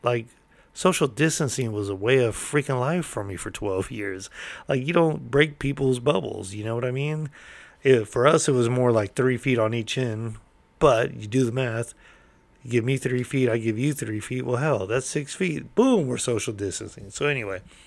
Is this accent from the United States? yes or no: yes; California, United States; I'm from California